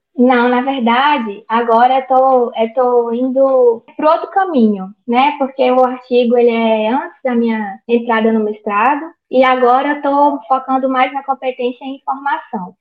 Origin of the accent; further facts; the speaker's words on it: Almenara, Minas Gerais, Brazil; moved away as an adult; also born or lived in Espírito Santo; sou natural do norte de Minas, aqui no Vale do Jequitinhonha, na cidade de Almenara. Eu nasci e criei aqui